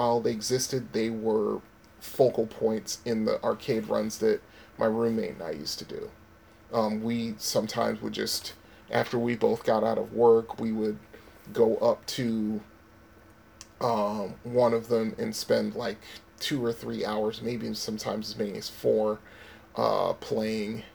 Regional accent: Connecticut, United States; moved away; also born or lived in Florida; I left my home state of Connecticut

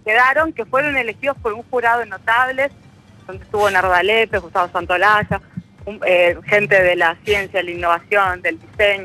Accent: Argentina

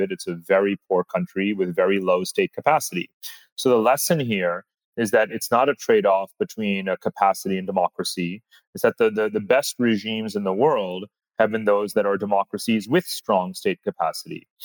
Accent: United States; moved away as an adult; now in Asia; I'm an American who's been living in Asia for eight years.

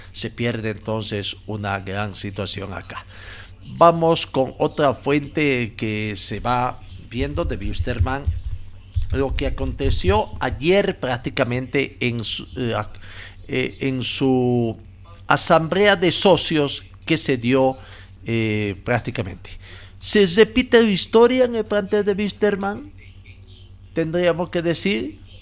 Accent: Bolivia; nos interesa como bolivianos

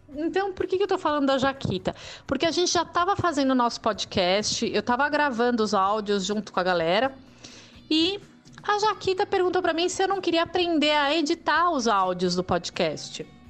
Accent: São Paulo, Brazil; moved away as an adult; desde 2017 que eu tô aqui em São Paulo de novo, que é minha cidade natal

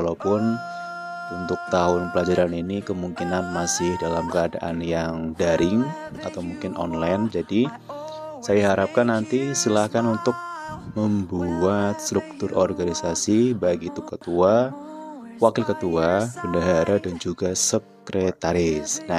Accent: Banyumas, Central Java, Indonesia; born there; Saya lahir di Banyumas pada tanggal 17 April 1900 1996

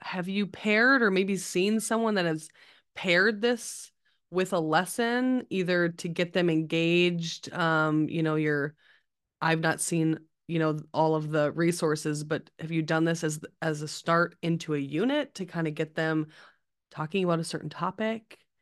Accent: Midwest, United States; us Midwest people

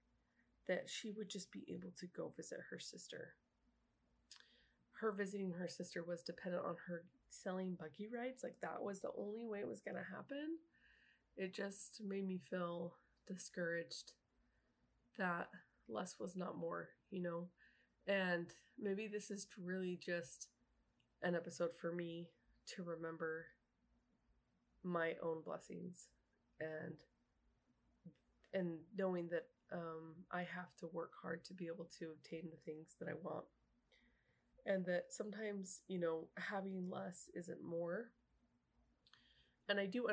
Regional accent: Utah, United States; now in Kentucky, United States; I was from Utah

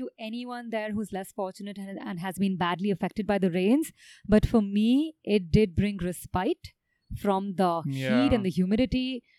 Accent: New Delhi, Delhi, India; We're a couple from New Delhi

